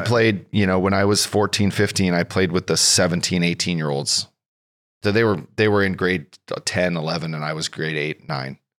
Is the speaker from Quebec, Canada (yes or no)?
no; Fort McMurray, Alberta, Canada; also born or lived in Kelowna; now in California, United States; I grew up in a little tiny oil and gas town in northern Alberta, north of Edmonton